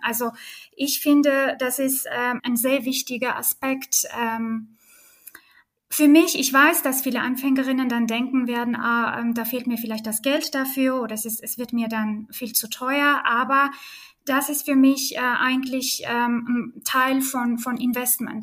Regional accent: Armenia; German is a second language; now in Berlin, Germany; ich bin geboren und aufgewachsen in Armenien

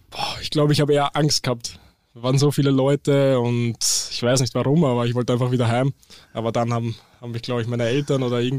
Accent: Eisenstadt, Burgenland, Austria; now in Hamburg, Germany; ich komme aus Österreich, genauer zu sein aus Eisenstadt, das ist in Burgenland. Ähm, ja, dort, das ist auf jeden Fall nicht typisch für Österreich, weil dort gibt es nicht wirklich Berge, eher mehr Weinberge. Und ja, ziemlich viel Flachland

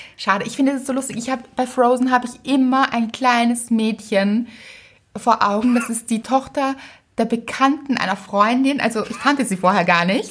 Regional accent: Austria; Bei uns in Österreich

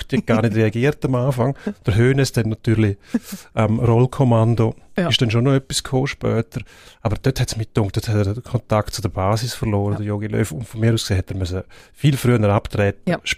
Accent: Switzerland; als Schweizer bist du immer noch der Aussenseiter gewesen

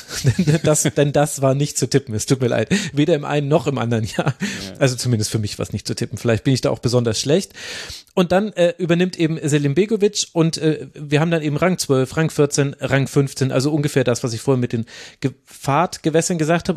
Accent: the region where all the Club fans are, Bavaria, Germany; Ich komme ja genau aus der Region, wo alle Clubfans sind

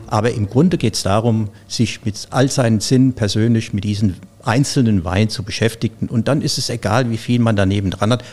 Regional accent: Zornheim, Rhineland-Palatinate, Germany; moved away as an adult; Ich komme ja aus Rheinhessen, aus Zornheim, diesem schönen Örtchen oben auf dem Berg.

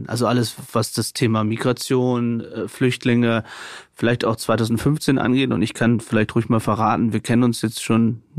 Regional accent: Syria; Also ja, als Syrer mit einem syrischen Background ähm, fand ich das ähm, wirklich toll, muss ich sagen

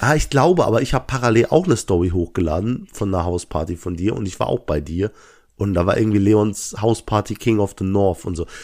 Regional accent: Langweiler, Germany; ich komme aus Langweiler.

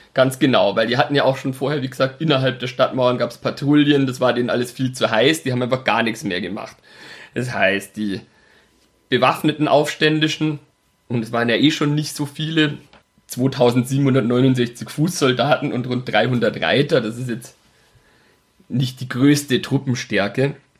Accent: Altötting, Bavaria, Germany; Burghausen, das ist so die Gegend, wo ich aufgewachsen bin. Also komme aus Altötting

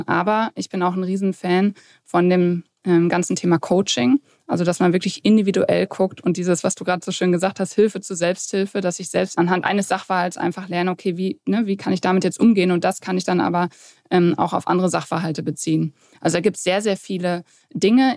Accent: near Dortmund, North Rhine-Westphalia, Germany; also born or lived in Warendorf; Also aufgewachsen oder geboren bin ich in Warendorf, dann aber aufgewachsen in der Nähe von Dortmund, wo ich jetzt heute auch lebe

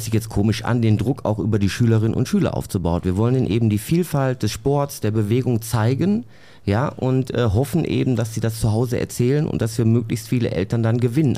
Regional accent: Bottrop, North Rhine-Westphalia, Germany; ich bin ja in Bottrop aufgewachsen

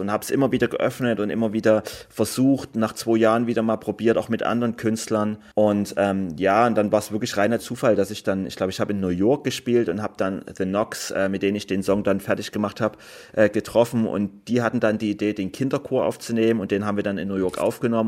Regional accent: Germany; ich komme aus Deutschland

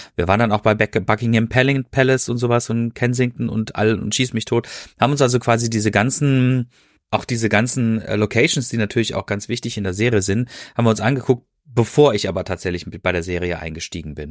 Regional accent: Freiburg, Baden-Württemberg, Germany; now in Ruhr area, Germany; ich wohne ja hier im Ruhrgebiet und ich äh, bin gebürtig aus Freiburg

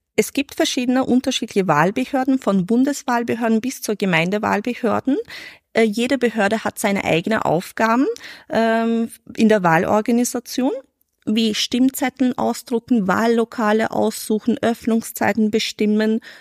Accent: Vorarlberg, Austria; now in Vienna, Austria; ich bin in Vorarlberg geboren, aufgewachsen, in die Schule gegangen

